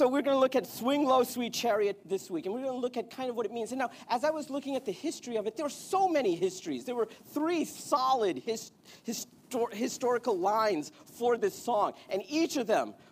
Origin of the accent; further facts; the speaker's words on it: India; I'm Indian.